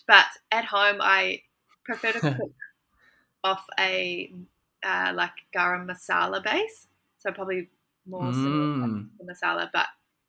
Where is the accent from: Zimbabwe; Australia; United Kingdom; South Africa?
Australia; also born or lived in Blue Mountains / New Zealand; now in Balgo, Australia; I am an Australian, and I'm married to a Kiwi. So we have been lived in both of those countries, but also a lot of other parts of the world